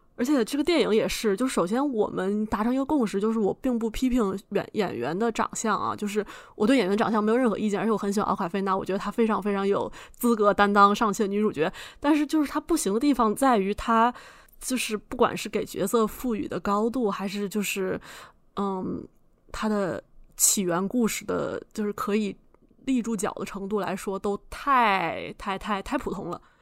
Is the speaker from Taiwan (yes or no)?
no; China; 作为一个中国人